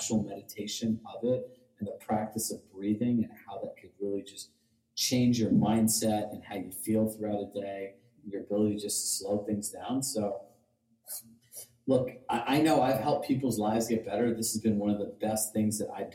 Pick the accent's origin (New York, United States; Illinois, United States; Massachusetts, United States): New York, United States; Larchmont; moved away as an adult; also born or lived in Westchester; now in Westport, United States; I grew up in Larchmont